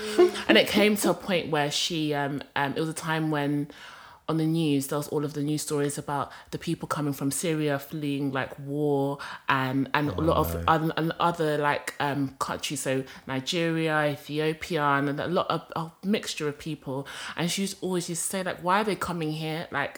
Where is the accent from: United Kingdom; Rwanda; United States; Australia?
Rwanda; So I'm from Rwanda.